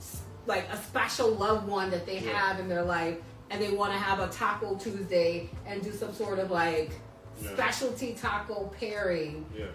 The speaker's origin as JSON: {"language": "English", "town": "Chicago", "region": "Illinois", "country": "United States", "said": "I'm from Chicago."}